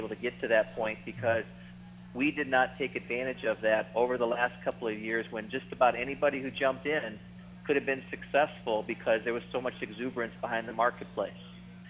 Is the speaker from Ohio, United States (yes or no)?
yes; Cleveland, Ohio, United States; also born or lived in Pittsburgh, Pennsylvania; I'm from Cleveland.